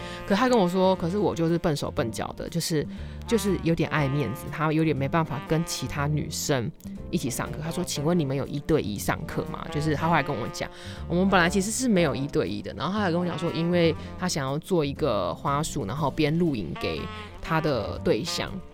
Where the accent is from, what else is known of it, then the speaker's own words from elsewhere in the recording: Taiwan; 我是台湾人吗